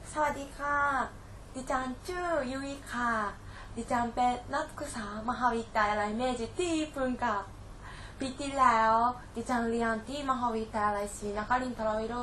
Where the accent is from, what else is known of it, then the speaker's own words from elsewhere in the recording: Japan; 私も日本人としてそういうことを教えるのは楽しかったです